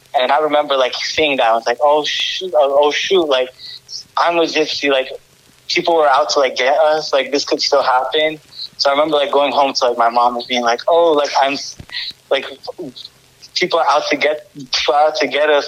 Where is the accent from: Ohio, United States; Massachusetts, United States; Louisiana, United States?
Massachusetts, United States; also born or lived in Romania; I was born in Massachusetts, but like my earliest memories are from Romania because I lived there with my family like when I was young up until I was like 4 years old